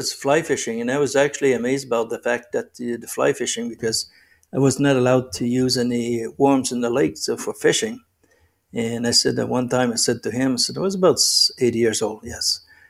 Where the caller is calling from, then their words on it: Rockland, Ontario, Canada; Well, right now I'm in Rockland, Ontario. It's about 30 kilometers east of Ottawa, national capital of Canada.